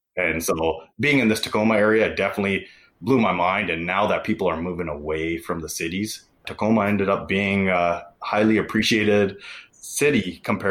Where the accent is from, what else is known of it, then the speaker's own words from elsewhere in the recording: Vancouver, British Columbia, Canada; also born or lived in Bay Area; now in Seattle, United States; I was born and raised in Canada, and all my family lives just north of Seattle, so in Vancouver, Canada.